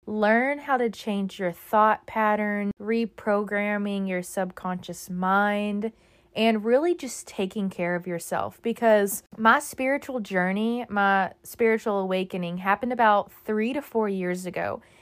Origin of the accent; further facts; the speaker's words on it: Texas, United States; moved away as an adult; now in Florida, United States; I grew up in Texas